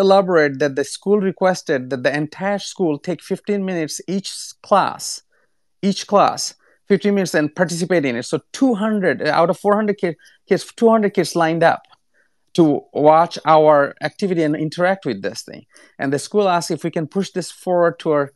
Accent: Bangladesh; now in United States; I'm originally from Bangladesh

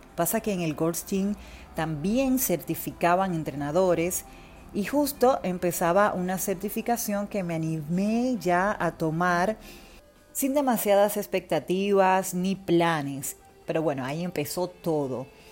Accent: Dominican Republic; moved away as an adult; now in Buenos Aires, Argentina; Soy dominicana, viviendo en Buenos Aires actualmente, hace casi mm, ocho años

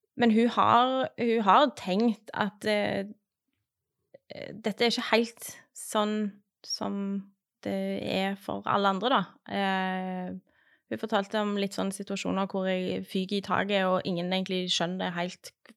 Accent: Western Norway, Norway; now in Stavanger, Norway; Jeg vokste opp på Vestlandet

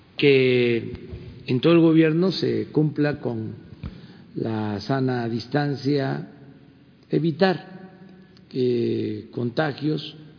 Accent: Mexico; somos los mexicanos

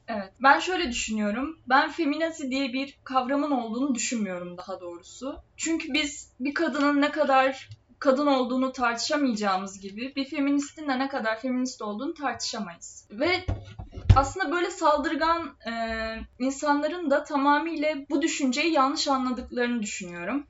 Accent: Trabzon, Turkey; biz Trabzonluyuz

